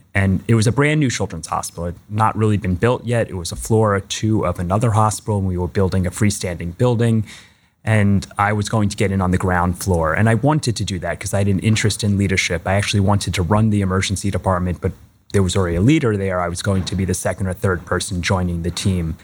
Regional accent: Long Island, New York, United States; moved away; I grew up on Long Island in New York

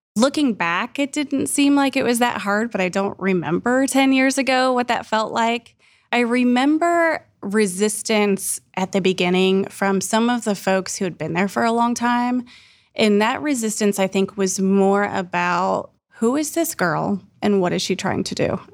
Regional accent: Bellefontaine, Ohio, United States; now in Columbus, United States; I grew up in Bell Fountain, Ohio.

